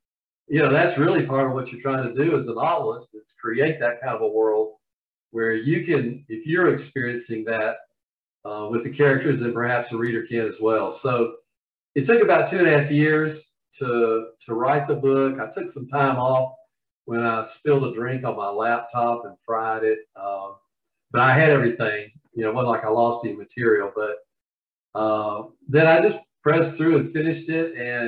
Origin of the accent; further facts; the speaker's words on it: the South, United States; And as you can probably tell from my accent, I'm from the South.